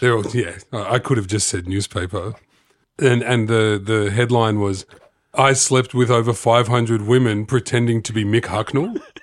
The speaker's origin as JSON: {"language": "English", "town": "Sydney", "region": "New South Wales", "country": "Australia", "said": "I'm from Sydney"}